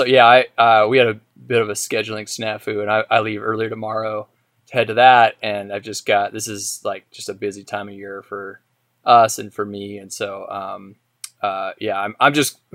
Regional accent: Idaho, United States; growing up in Idaho

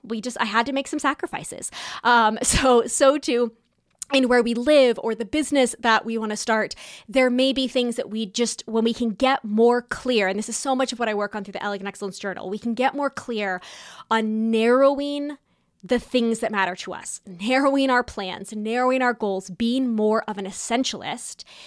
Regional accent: California, United States; moved away; also born or lived in New York City, New York, United States; growing up in Southern California and New York City

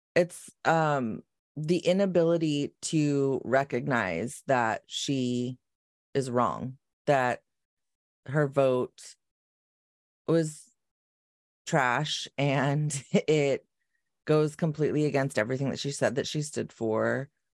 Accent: Long Beach, California, United States; I grew up in North Long Beach

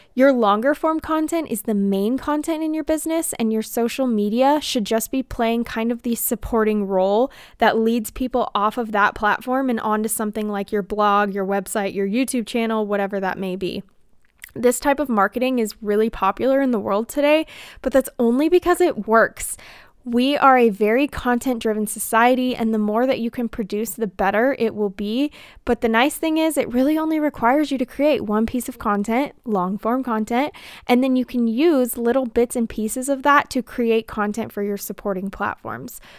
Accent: United States; as an American

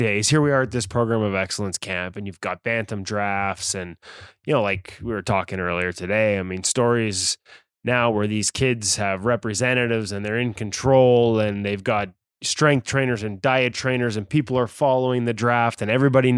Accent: Vancouver, British Columbia, Canada; This year it's in Vancouver, my hometown.

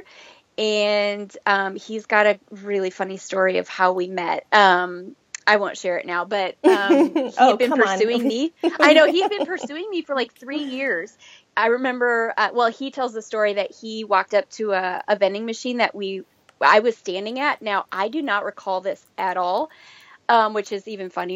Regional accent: Minnesota, United States; moved away as an adult; I was actually born and raised in Minnesota.

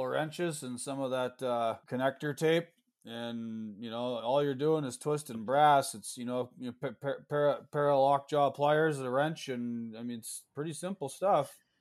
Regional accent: Canada; moved away as an adult; also born or lived in New York State, United States; now in New York, United States; I'm Canadian, but uh, full disclosure, I live in the United States now. My wife's American

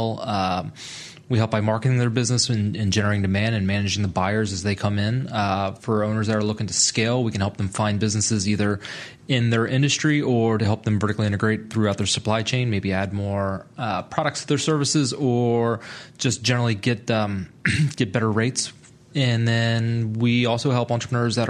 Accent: Delaware, United States; moved away as an adult; My dad ran a construction company back in my home state of Delaware for 25 years

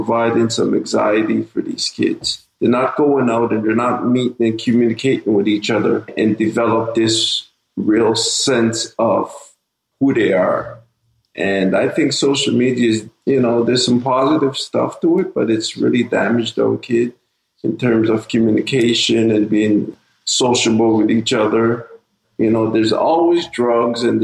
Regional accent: Montreal, Quebec, Canada; also born or lived in Saint Vincent and the Grenadines; I was born in the Caribbean. You know, a small island in St. Vincent. My family and my parents, you know, brought us to Canada. We reside here in Lower Burgundy, Montreal

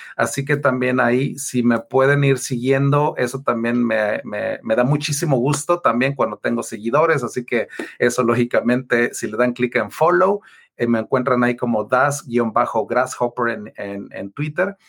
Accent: Taxco, Guerrero, Mexico; also born or lived in Mexico City; yo soy mexicano, yo soy de ahí cerquita de, Ciudad de México, de Tasco

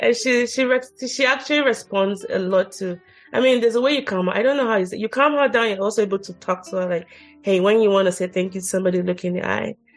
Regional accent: Nigeria; moved away; I grew up in Nigeria

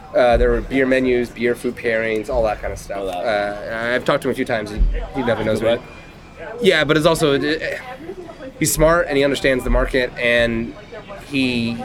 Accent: Northern Ireland, United Kingdom; Well, I'm from Northern Ireland, so I like

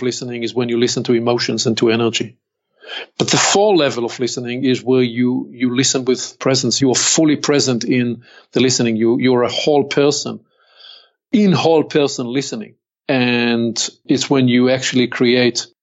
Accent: Israel; accent: Hebrew; English is a second language; I'm born and raised in Israel.

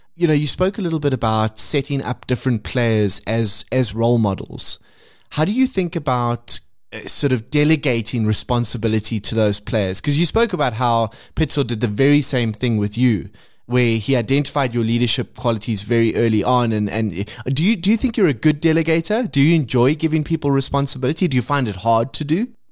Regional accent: South Africa; being South African

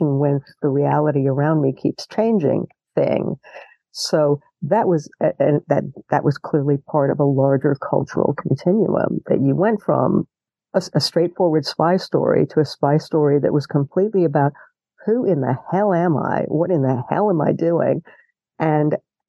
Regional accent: United States; as an American

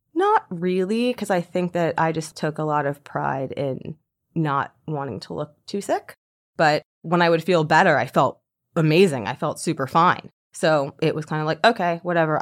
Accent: Deerfield Beach, Florida, United States; moved away as an adult; also born or lived in New York; I grew up in Deerfield Beach, and I moved to New York when I was 19 years old

